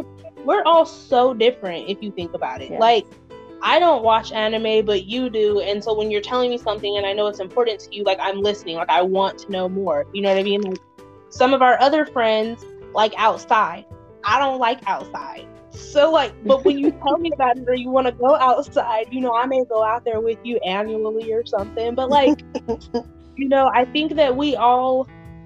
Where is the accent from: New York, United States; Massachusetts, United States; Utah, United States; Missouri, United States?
Utah, United States; also born or lived in Mississippi; I'm from Utah by way of Mississippi